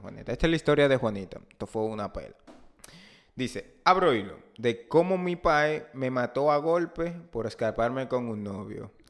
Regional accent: Dominican Republic; nosotros como país latinoamericano

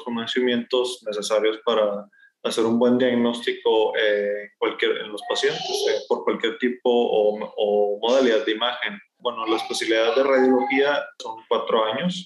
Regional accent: Sabinas Hidalgo, Nuevo León, Mexico; moved away as an adult; now in Monterrey, Mexico; yo soy originario de Sabinas Hidalgo, que está al norte de Monterrey, a más o menos una hora, hora y media en auto. Eh, ahí estuve hasta la prepa

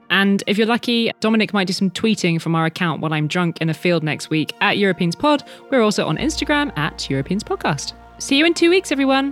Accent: Paris, Île-de-France, France; moved away; my hometown of Paris.

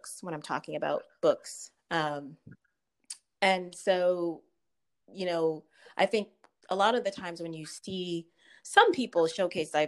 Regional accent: Connecticut, United States; I was born and raised in Connecticut

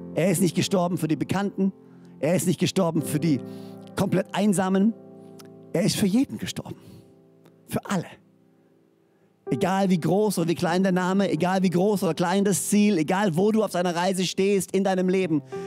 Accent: Böhringen, Baden-Württemberg, Germany; now in Orsingen, Germany; ich bin in Böhringen groß geworden und lebe jetzt in Orsingen.

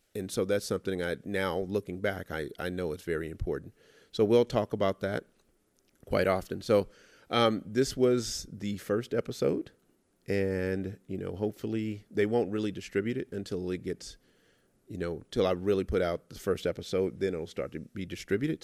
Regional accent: Los Angeles, California, United States; I was born and raised in South Central L A.

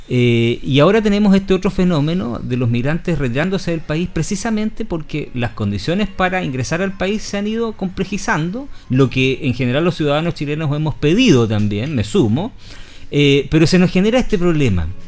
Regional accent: Patagonia, Argentina; born there; no lo voy a saber yo que nací en la Patagonia.

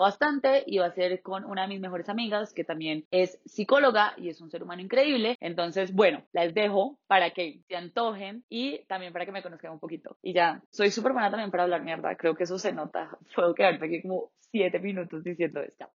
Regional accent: Pensilvania, Caldas, Colombia; nací en Pensilvania Caldas el 2 de julio de 1993

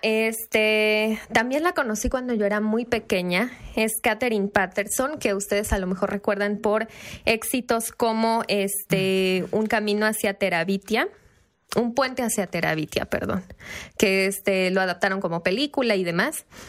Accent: Chiapas, Mexico; moved away; mi casa de, Chiapas, porque soy de Chiapas

